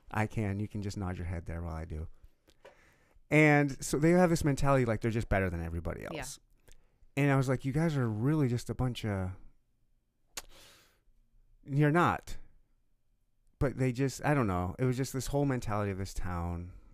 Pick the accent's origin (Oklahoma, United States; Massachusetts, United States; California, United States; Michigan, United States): Michigan, United States; also born or lived in South Dakota / Louisiana; now in Kansas City, United States; I'm not from Kansas City either. {S2} Where'd you grow up? {S0} I was born and raised in Michigan, and then turned military brat, and then lived in South Dakota for a little bit.